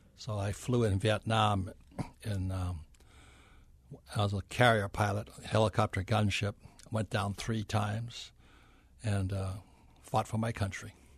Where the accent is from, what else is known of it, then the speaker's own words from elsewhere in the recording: Hilo, Hawaii, United States; moved away as an adult; also born or lived in New York City; I'm from Hilo, Hawaii, where nobody's ever heard of it